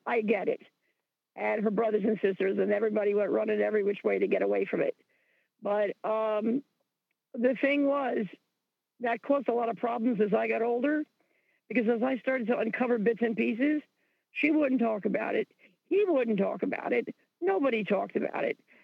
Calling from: Roselle, New Jersey, United States; I'm calling from Roselle, New Jersey.

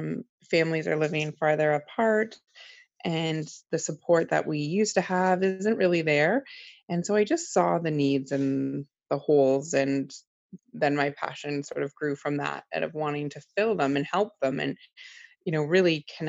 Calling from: Toronto, Ontario, Canada; I'm just outside of Toronto, basically in Toronto, in Ontario.

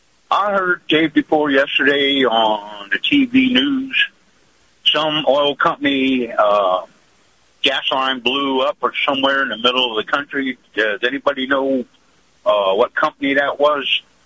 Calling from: Sarasota, Florida, United States; down here in Sarasota.

